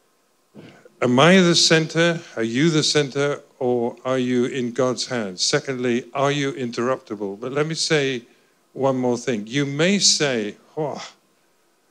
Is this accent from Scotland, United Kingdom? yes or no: yes; Scotland, United Kingdom; I'm Scottish